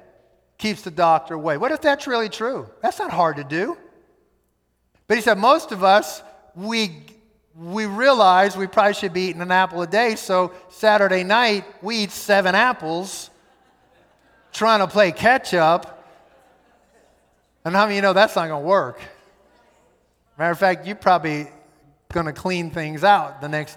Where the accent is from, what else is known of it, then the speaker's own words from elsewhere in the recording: United States; We are Westerners, we are American